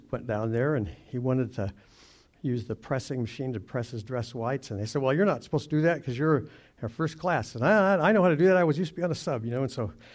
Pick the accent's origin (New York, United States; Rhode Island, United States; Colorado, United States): Colorado, United States; Durango; I grew up in Durango, Colorado, back when it was kind of like a ranching, farming town